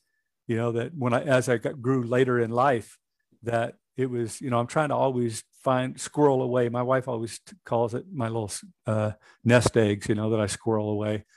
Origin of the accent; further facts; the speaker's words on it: Washington, United States; I was born in Washington State. Both my wife and I were born there